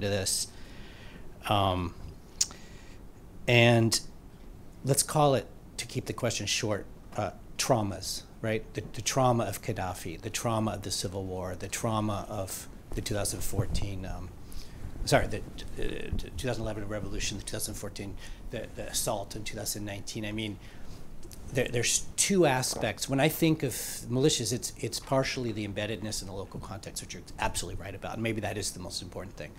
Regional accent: Boston, Massachusetts, United States; I'm from Boston

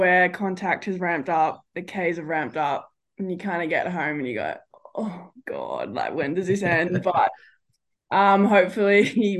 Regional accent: Sydney, New South Wales, Australia; I grew up in Baulkham Hills in Sydney, so bit of a rugby league

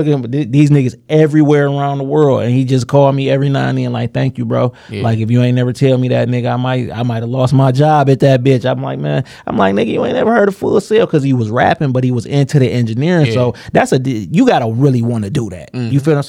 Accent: Detroit, Michigan, United States; I was supposed to work on Grand River because I come from Villa on Grand River in Greenfield.

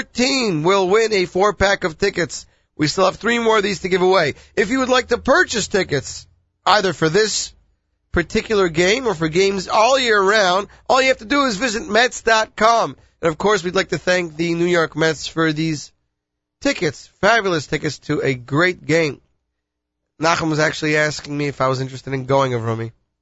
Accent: Canada; You know, I'm Canadian

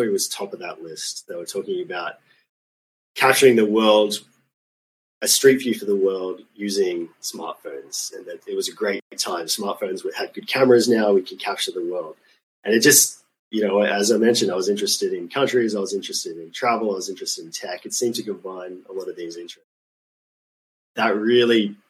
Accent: Australia; moved away as an adult; also born or lived in Sweden; as a child growing up in Australia

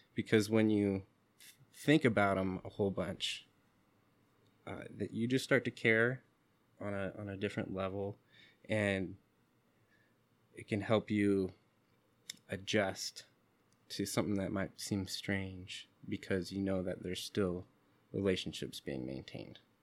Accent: Seattle, Washington, United States; When I was younger, growing up in Seattle, where the communities are confusing and mixed, I didn't have much sense of my indigenous background.

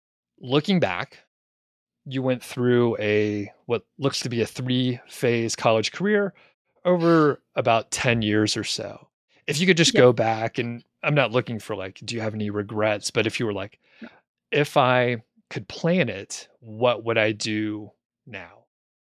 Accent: Atlanta, Georgia, United States; And I was from the Atlanta area, which grew a lot of residential, a lot of commercial.

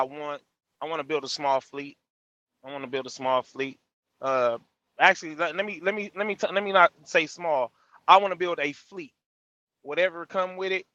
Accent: California, United States; I'm from Cali

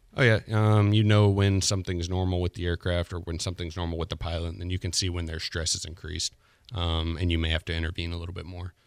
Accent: Pensacola, Florida, United States; also born or lived in J, Florida (unclear town name); I'm from Pensacola, Florida. Um, born here, lived here for about ten years

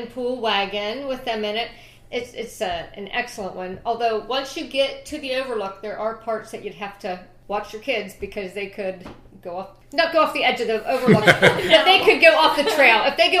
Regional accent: Pennsylvania, United States; Growing up in Pennsylvania

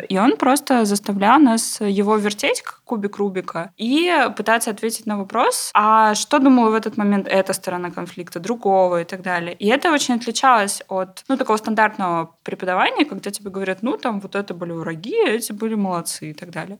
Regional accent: Novokuznetsk, Kemerovo Oblast, Russia; в городе Новокузнецке, откуда я родом

